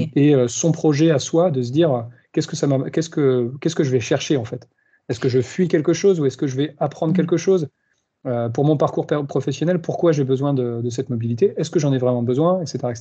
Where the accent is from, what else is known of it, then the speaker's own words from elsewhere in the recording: France; moved away as an adult; also born or lived in Australia / Spain; je suis français d'origine